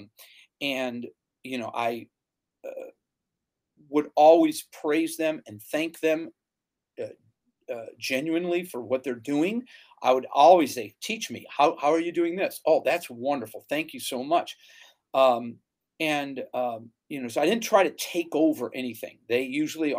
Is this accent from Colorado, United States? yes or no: no; Northeastern Ohio, United States; moved away as an adult; also born or lived in Louisiana; I grew up in Northeastern Ohio